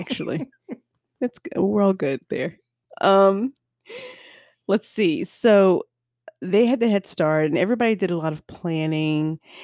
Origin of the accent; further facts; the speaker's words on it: the South, United States; I'm from the South